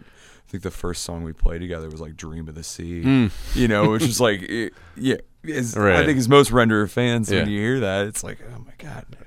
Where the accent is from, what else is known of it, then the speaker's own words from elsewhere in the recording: Grand Island, Nebraska, United States; So I grew up in Grand Island, Nebraska, and there wasn't a music store there.